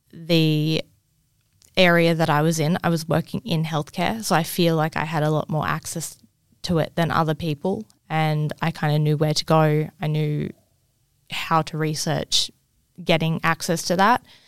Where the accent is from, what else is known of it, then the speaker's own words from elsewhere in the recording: Cairns, Queensland, Australia; growing up in Cairns